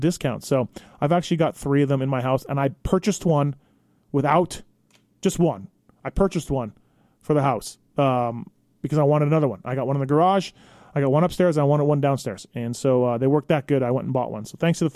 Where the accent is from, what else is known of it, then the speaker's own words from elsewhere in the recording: Manitoba, Canada; I'm from Manitoba, not far from Minnesota